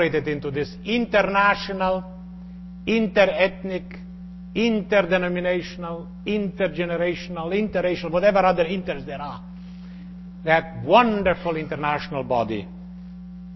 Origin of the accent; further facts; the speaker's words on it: Slovenia; moved away; also born or lived in Croatia / Bosnia / United States; my native Slovenia